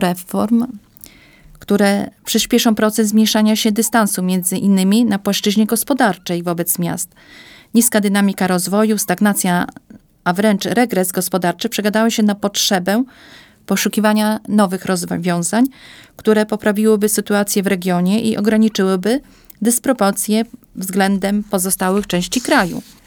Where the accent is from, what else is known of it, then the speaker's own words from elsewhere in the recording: eastern Poland, Poland; also born or lived in Białystok; Pochodzę ze wsi. Obecnie mam dom rodzinny na wsi.